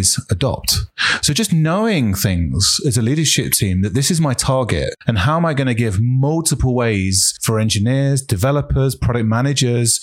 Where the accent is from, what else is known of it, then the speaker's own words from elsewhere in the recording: United Kingdom; I'm British